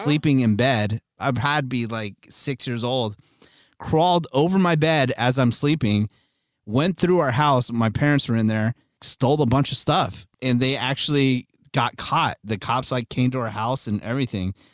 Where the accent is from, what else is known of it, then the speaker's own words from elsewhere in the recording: Redwood City, California, United States; I was born in Redwood City